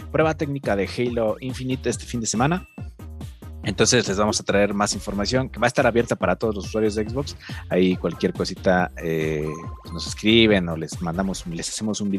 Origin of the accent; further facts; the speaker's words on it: Mexico; o se nota que somos mexicanos, ¿no?